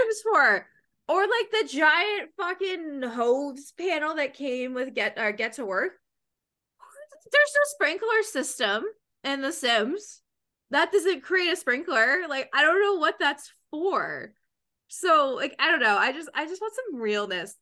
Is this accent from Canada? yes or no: yes; Canada; I'm from Canada